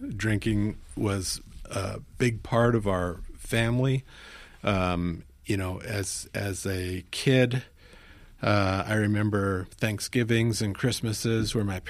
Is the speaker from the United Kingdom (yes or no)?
no; Tokyo, Kanto, Japan; So I grew up in the Far East. My dad was a field sales engineer for an American company. And growing up in, it was actually Far East Asia, Japan is where I grew up. And being blonde-haired in Tokyo in the 60s